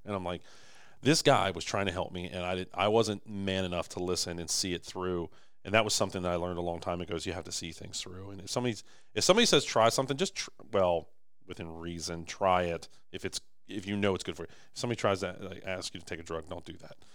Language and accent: English; Maryland, United States; we're from Maryland.